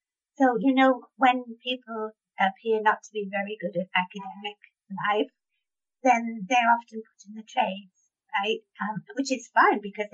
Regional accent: United Kingdom; I'm so British

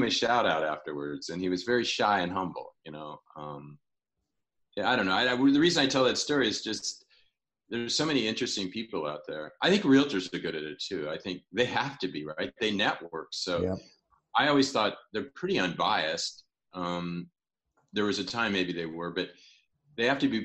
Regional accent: Illinois, United States; I'm from Illinois

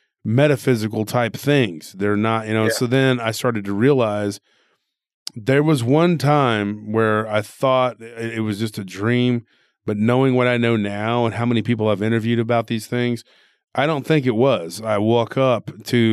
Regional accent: Texas, United States; born or raised there

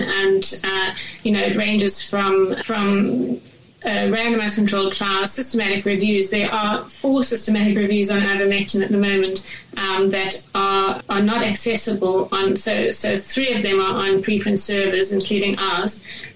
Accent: Durban, KwaZulu-Natal, South Africa; moved away as an adult; also born or lived in Johannesburg, South Africa; now in United Kingdom; I grew up in Durban, and then I went to Joburg to study my undergrad degree

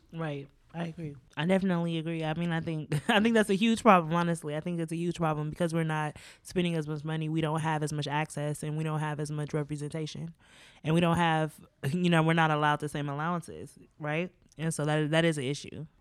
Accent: United States; I grew up in America as a black woman

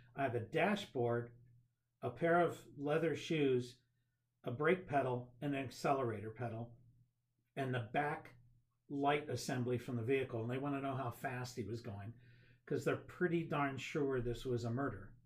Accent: Cuyahoga Falls, Ohio, United States; Cuyahoga Falls, okay. born and raised

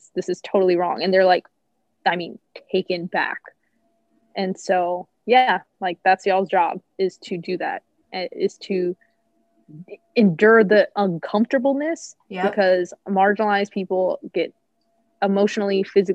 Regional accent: Southern Louisiana, United States; moved away; I grew up in Southern Louisiana.

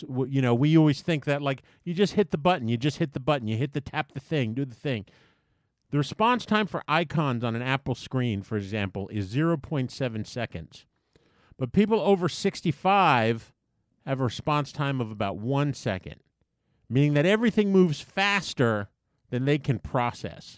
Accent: U.S. Virgin Islands; moved away; Growing up in the Caribbean, in Saint Thomas.

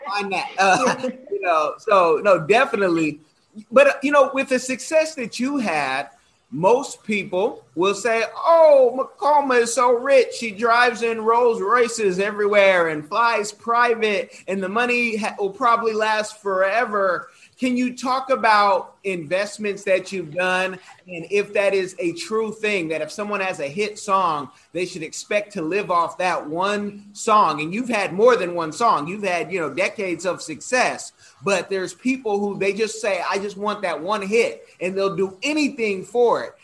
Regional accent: Oakland, California, United States; I'm from Oakland, California

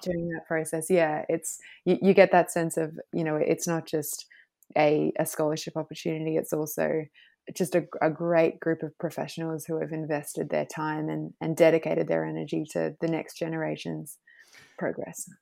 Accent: Thredbo, New South Wales, Australia; also born or lived in Queensland; now in Noosa, Australia; I grew up in the snowy mountains, um, a little village called Thredbo

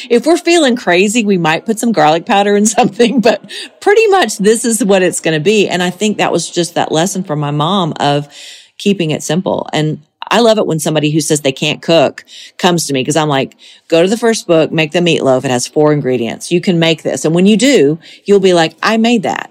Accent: Monticello, Georgia, United States; moved away as an adult; now in Tennessee, United States; So it really is my hometown forever. I'll always be from Monticello, Georgia.

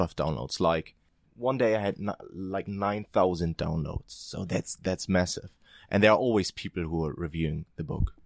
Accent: eastern Germany, Germany; moved away as an adult; also born or lived in Ireland; I'm from Eastern Germany, so we don't have that high wage level

